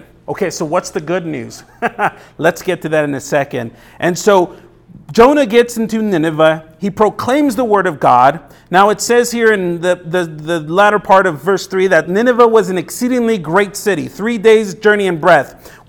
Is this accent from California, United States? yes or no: yes; Los Angeles, California, United States; now in Tucson, United States; Now, I came from Los Angeles. There's millions of people there, millions of people. And so Tucson, for me, was a small town compared to it, but my life in L.A. was nonstop.